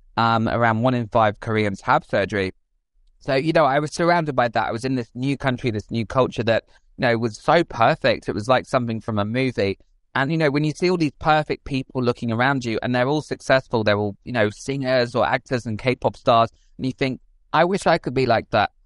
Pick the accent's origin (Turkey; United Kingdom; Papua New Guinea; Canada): United Kingdom; England; I grew up outside London in the countryside.